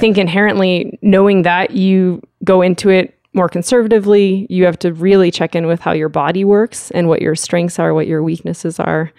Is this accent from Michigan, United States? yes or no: no; Lake Tahoe, California, United States; now in Lander, United States; I grew up in Lake Tahoe, California